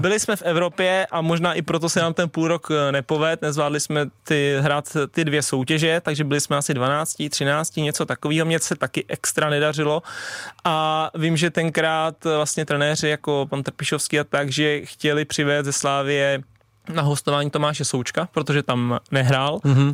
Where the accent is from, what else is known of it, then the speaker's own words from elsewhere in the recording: Tuchlovice, Central Bohemian Region, Czechia; já jsem vlastně hrával jako malej za Stochov, protože u nás v Tuchlovicích ještě nebyly takovýhle prckové